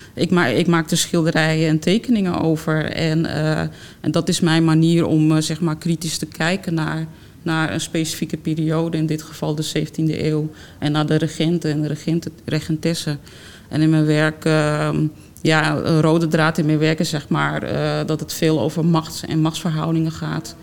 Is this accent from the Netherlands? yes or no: yes; Amsterdam, North Holland, Netherlands; ik ben geboren toch Amsterdammer eigenlijk. En, eh, en dan groei je als kind al op met, uh, met musea bezoeken